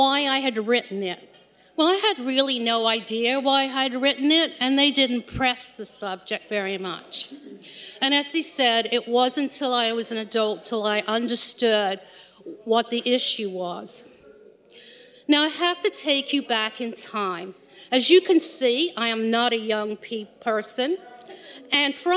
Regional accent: England, United Kingdom; I grew up in England with two very proper

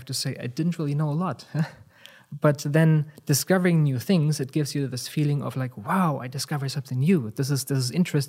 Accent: Germany; where I'm from Germany, in the early 1990s, there were a number of things that kind of happened

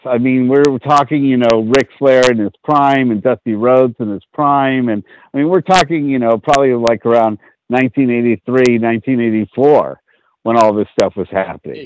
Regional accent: San Francisco, California, United States; I grew up on Sotelo Avenue in San Francisco

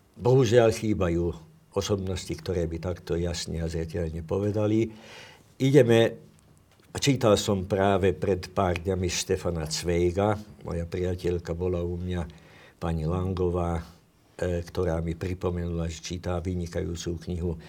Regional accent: Slovakia

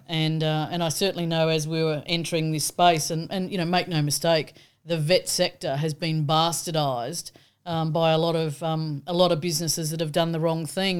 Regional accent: Australia; being the Aussie

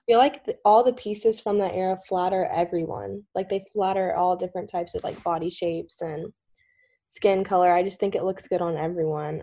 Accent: Kentucky, United States; I'm just from Kentucky

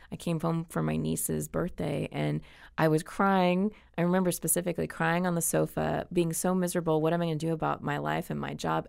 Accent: Anaheim, California, United States; I grew up in Orange County. So I grew up in Anaheim Hills

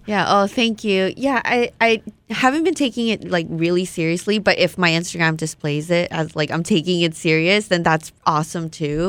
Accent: Hawaii, United States; born or raised there; first language Vietnamese; English is a second language; also born or lived in Malaysia

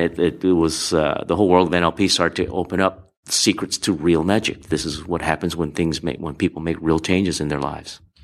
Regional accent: Hawaii, United States; growing up in Hawaii

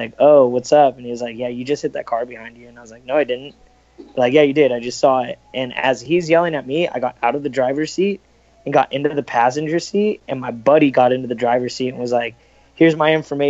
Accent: Los Angeles, California, United States; I'm from California, like Los Angeles, Orange County area.

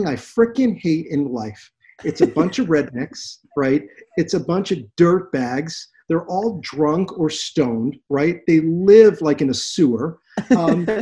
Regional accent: West Palm Beach, Florida, United States; I grew up in West Palm Beach

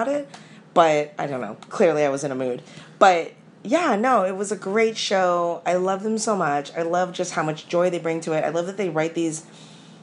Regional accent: California, United States; I'm from California

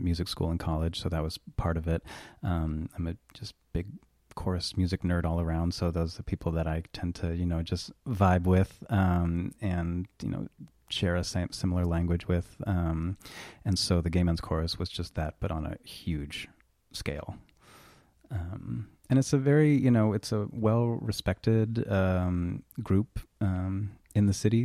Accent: Burlington, Vermont, United States; moved away as an adult; also born or lived in Colchester, Vermont; Yes, born and raised in Burlington, um, actually started off for the first ten years in Colchester

